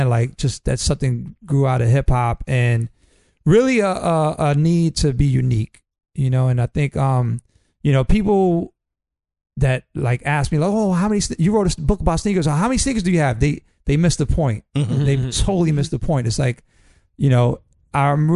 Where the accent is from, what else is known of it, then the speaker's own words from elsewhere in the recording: New York City, New York, United States; I grew up in the Upper West Side